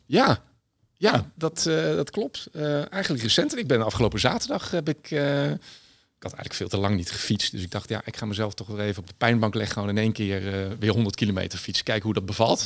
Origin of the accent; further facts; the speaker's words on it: Berg en Dal, Gelderland, Netherlands; ik ben opgegroeid in een eh, prachtig bosrijke omgeving in het dorpje Bergendal bij, eh, bij Nijmegen.